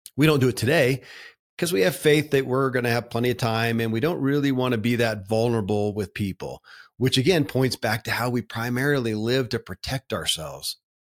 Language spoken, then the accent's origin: English; Kentucky, United States; born or raised there